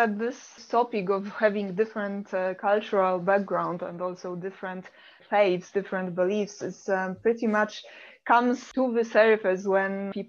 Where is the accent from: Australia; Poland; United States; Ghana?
Poland; moved away as an adult; also born or lived in Finland; I come from Poland and we are quite expressive there.